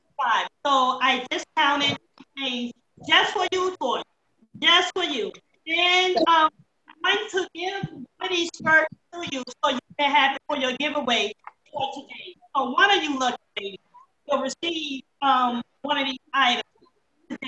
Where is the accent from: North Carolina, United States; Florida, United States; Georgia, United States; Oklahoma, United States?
North Carolina, United States; Taylortown; also born or lived in Brooklyn, New York; I was born and raised in Taylortown, North Carolina.